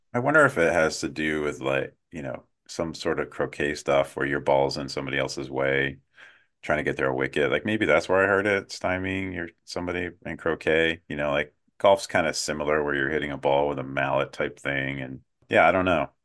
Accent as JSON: {"language": "English", "country": "United States", "said": "as an American"}